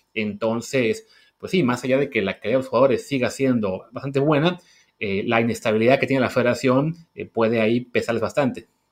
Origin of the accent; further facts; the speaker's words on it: Mexico; de lo que somos mexicanos ahora